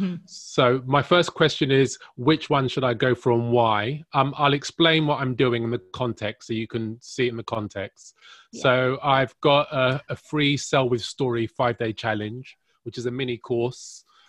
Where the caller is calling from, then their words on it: London, United Kingdom; I'm calling from London, by the way.